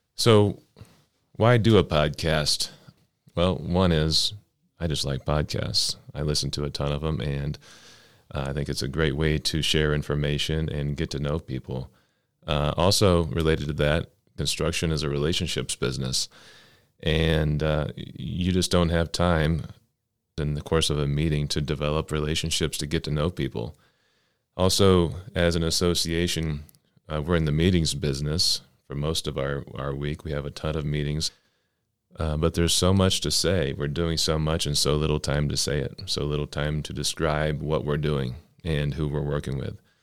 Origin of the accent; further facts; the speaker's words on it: Oklahoma City, Oklahoma, United States; now in Cleveland, United States; I'm from Oklahoma City. Uh, my family is in Oklahoma City